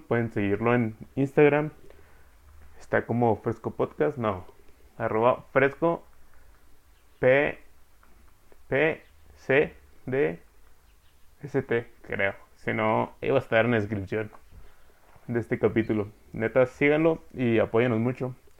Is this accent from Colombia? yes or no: no; Chihuahua, Mexico; dos norteños. Somos de Chihuahua.